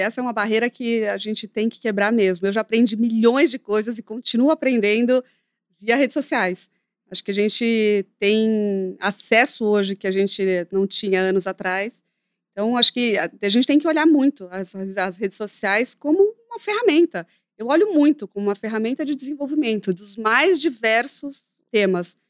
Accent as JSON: {"language": "Portuguese", "country": "Brazil", "tie": "born or raised there", "said": "eu nasci no Brasil"}